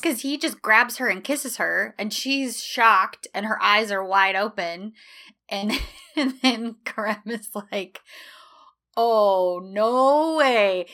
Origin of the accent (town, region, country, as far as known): United States